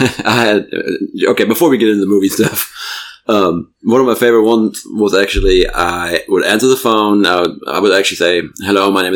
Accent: Germany; English is a second language; moved away; I told him I was from Germany

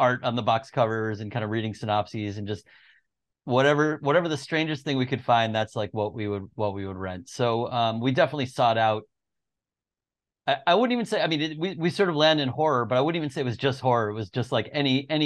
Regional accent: Long Island, New York, United States; moved away as an adult; also born or lived in Boston; I grew up in Long Island in New York

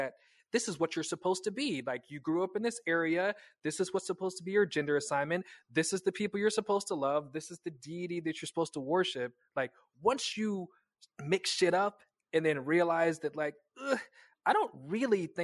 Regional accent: Kansas, United States; moved away; I'm from Kansas. We were very, very, very, very tightly wrapped in the Bible Belt

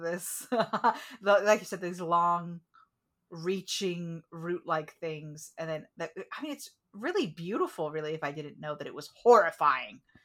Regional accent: United States; as an American

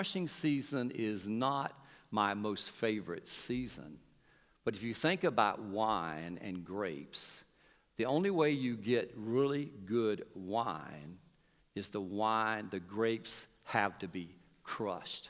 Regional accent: North Carolina, United States; we come from North Carolina

